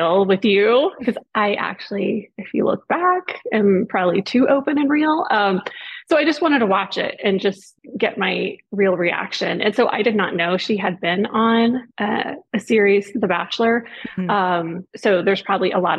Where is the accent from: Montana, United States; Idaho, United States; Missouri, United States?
Missouri, United States; near Springfield; Springfield, Missouri, because it was kind of close to my hometown